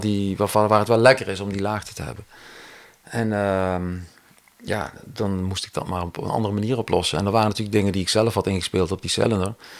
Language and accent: Dutch; Cuijk, North Brabant, Netherlands; ik kom natuurlijk uit Kuik, dus daar had je een muziekschool